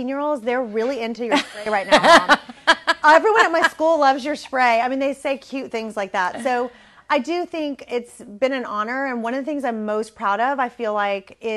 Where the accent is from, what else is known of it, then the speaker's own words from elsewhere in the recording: Corpus Christi, Texas, United States; I grew up in Corpus, which is, you know, kind of small